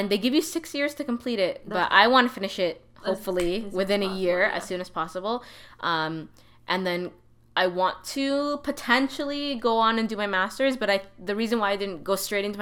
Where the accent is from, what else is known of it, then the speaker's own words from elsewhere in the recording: Toronto, Ontario, Canada; I grew up in Toronto.